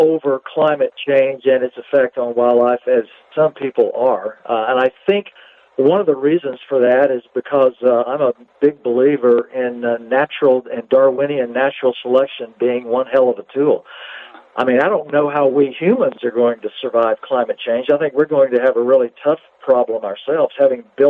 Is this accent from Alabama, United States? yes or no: no; Louisiana, United States; also born or lived in Montana; now in Santa Fe, United States; having grown up in Louisiana at a time when people were still searching for ivory-billed woodpeckers